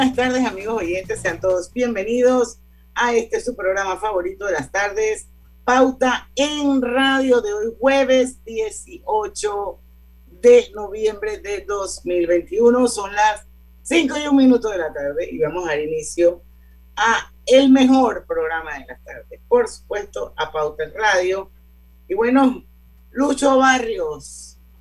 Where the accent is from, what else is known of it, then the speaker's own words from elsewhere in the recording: Panama; Como panameña